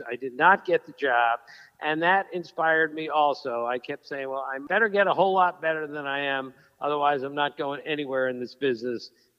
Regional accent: Bethesda, Maryland, United States; I grew up in Bethesda, Maryland. I went to Walter Johnson High School

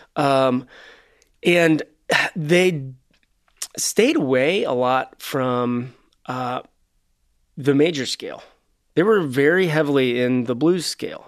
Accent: Cincinnati, Ohio, United States; We're from Cincinnati, for those that don't know, which is right across the river from Kentucky

